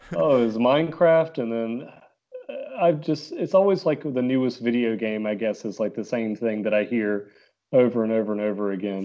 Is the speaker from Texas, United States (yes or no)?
no; Concord, North Carolina, United States; I'm, uh, from Concord, North Carolina.